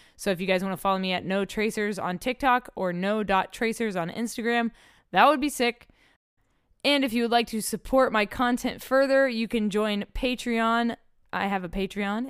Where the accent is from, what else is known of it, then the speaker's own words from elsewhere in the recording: Oklahoma City, Oklahoma, United States; moved away; I'm from Oklahoma City originally